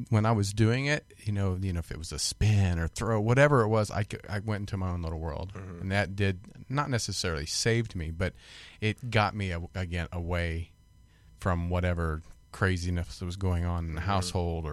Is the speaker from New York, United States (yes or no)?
no; Kansas, United States; I grew up in Kansas, and I was the baby of the family.